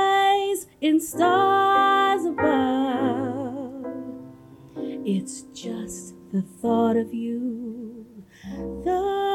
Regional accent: Brooklyn, New York, United States; born there; also born or lived in Charlotte, North Carolina; So I was born in Brooklyn, New York, and to immigrant parents. So my parents came from Liberia, West Africa. So I'm first generation American.

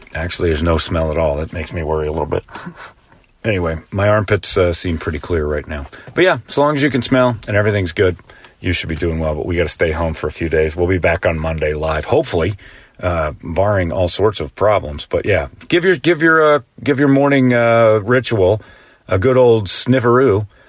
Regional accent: Indiana, United States; I'm from Indiana

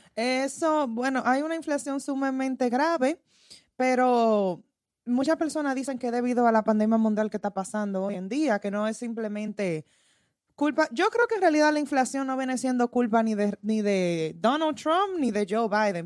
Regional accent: Dominican Republic; puede ser por el país de que soy, de la República Dominicana

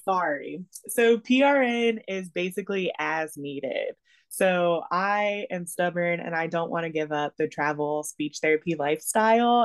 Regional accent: Georgia, United States; first language English; moved away as an adult; moved back to Georgia, which is my home state.

